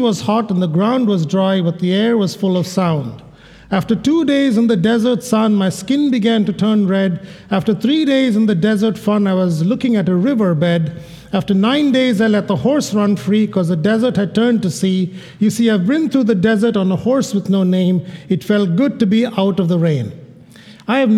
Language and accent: English; Kerala, India; moved away; into India, to my home state, about 25 miles from where I was born